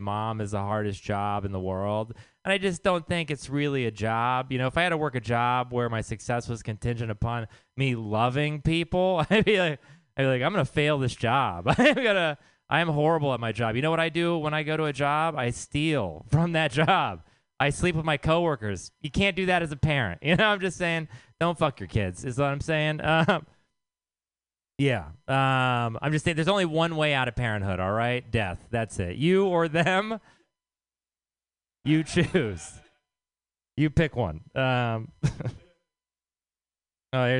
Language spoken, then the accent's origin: English; Texas, United States; now in San Francisco, United States; I am from Texas